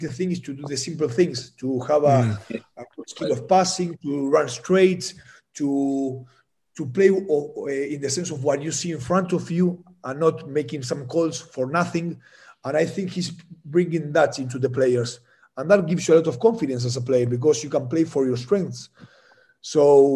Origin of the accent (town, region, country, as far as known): Argentina; first language Spanish; English is a second language